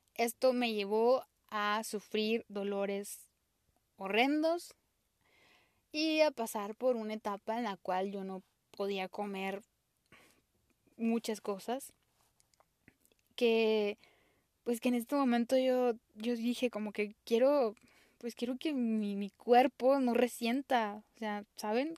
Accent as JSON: {"language": "Spanish", "country": "Mexico", "said": "soy mexicana"}